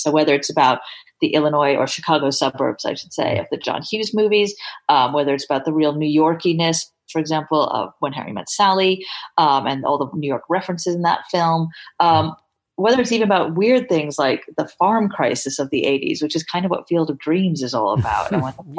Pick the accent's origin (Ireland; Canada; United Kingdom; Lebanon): United Kingdom; England; me being English